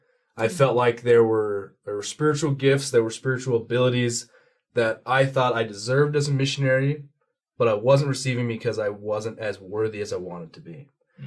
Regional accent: Utah, United States; also born or lived in Washington, D.C.; I moved all over. I lived in Utah for most of my childhood, and then I lived out in D.C.

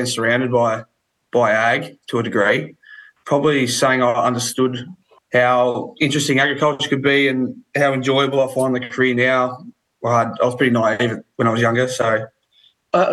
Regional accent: Kapunda, South Australia, Australia; moved away as an adult; also born or lived in Dartmoor, Victoria; now in Horsham, Australia; I grew up on a sheep and cattle farm at Dartmoor in Western Victoria. When I was quite young, my father actually sold the farm during the forestry boom there, and we moved to Kapunda in the mid-north of South Australia

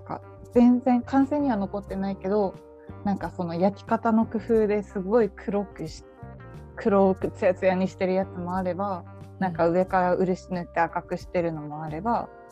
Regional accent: Saitama, Japan; 私は地元は埼玉だけど、うん、高校は東京に行ってたので

